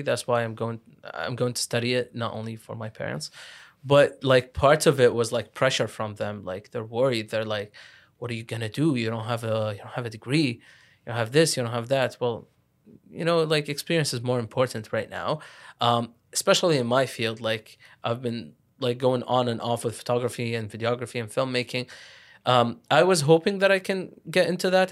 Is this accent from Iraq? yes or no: yes; Iraq; also born or lived in Lebanon; now in Ottawa, Canada; I'm from, I'm from Iraq. I lived in Lebanon too. So, like, I'm Iraqi Lebanese.